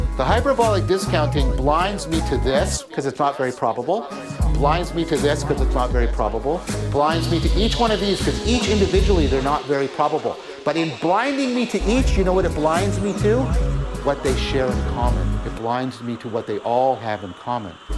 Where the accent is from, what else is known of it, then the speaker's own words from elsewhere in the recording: Hamilton, Ontario, Canada; I'm from Hamilton